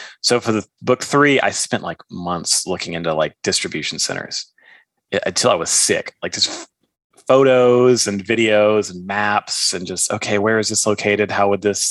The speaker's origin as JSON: {"language": "English", "region": "Texas", "country": "United States", "said": "I'm from Texas, so guns are, you know, a big part of our culture."}